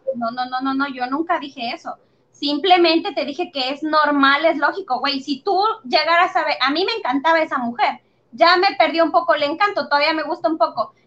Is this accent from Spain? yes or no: no; Mexico; nuestra realidad en México